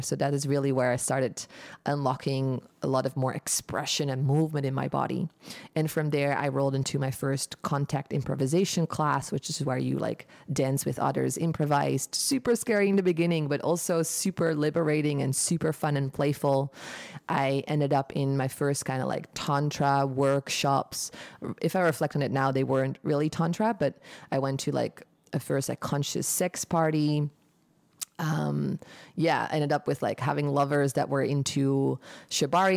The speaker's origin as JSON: {"language": "English", "town": "Eindhoven", "region": "North Brabant", "country": "Netherlands", "tie": "born or raised there", "also_born_or_lived": "United States", "moved": "as an adult", "lives_now": "Bali, Indonesia", "said": "I'm from Eindhoven, the Netherlands. Um, in Brabander here"}